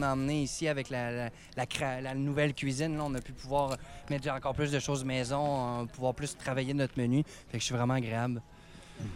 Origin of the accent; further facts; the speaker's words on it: Beauce, Quebec, Canada; je suis Beauceron